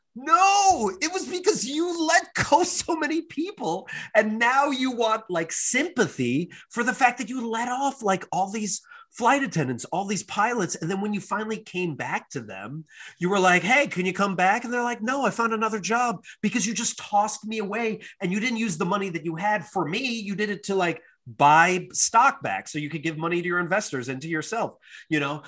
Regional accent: United States

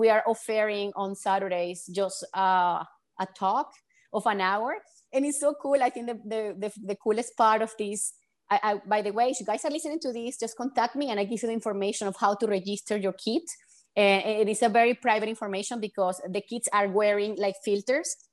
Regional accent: Venezuela; I'm from Venezuela

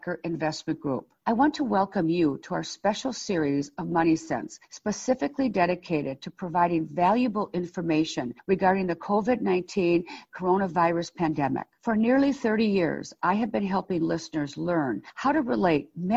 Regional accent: Milwaukee, Wisconsin, United States; I love the North Side. I was raised on the North Side

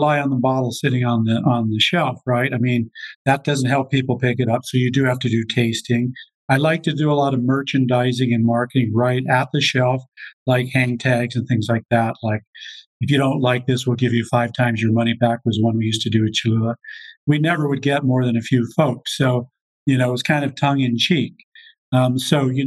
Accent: Colorado, United States; I'm from Colorado. I went to school at the University of Colorado Boulder

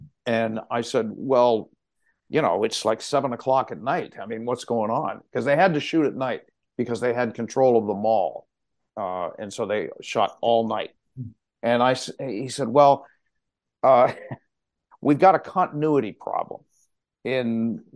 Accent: Pittsburgh, Pennsylvania, United States; also born or lived in Boston; now in New Hampshire, United States; I was born and raised in Pittsburgh

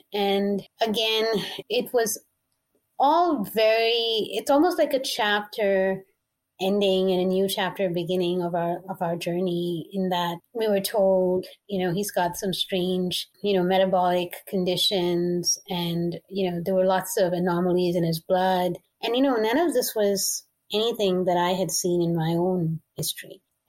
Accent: India; also born or lived in Middle East; I grew up in the Middle East, but I'm Asian, so I'm Indian.

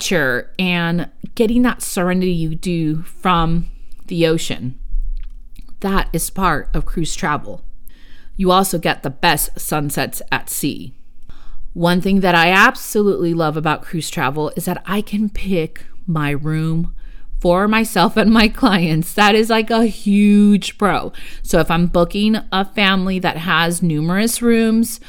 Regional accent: United States; first language Spanish; English is a second language; I am Mexican-American. My first language was Spanish. And I learned English in schools. I don't have an accent in English

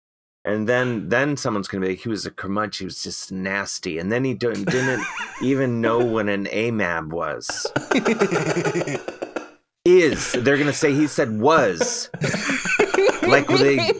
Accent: Midwest, United States; I'm from the Midwest

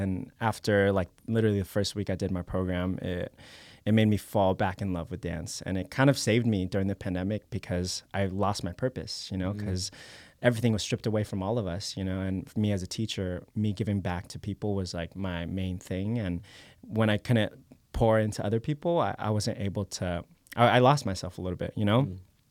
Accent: Philippines; I'm Filipino, yeah.

